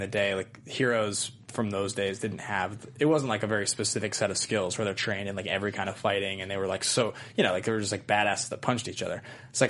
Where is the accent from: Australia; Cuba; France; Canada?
Cuba; I'm from Cuba.